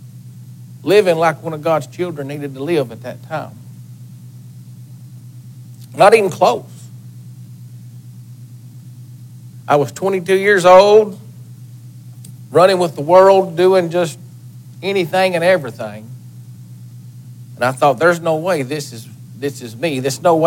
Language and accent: English; Lafayette, Tennessee, United States; I'm born and raised in Lafayette, Tennessee